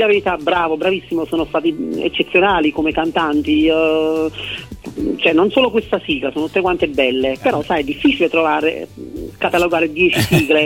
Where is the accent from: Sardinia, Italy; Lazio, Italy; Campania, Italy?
Campania, Italy; Ercolano; io che sono napoletano